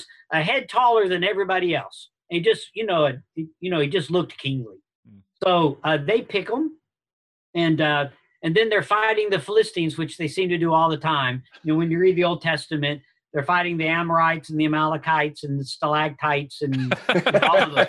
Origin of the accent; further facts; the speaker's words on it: United States; I'm an American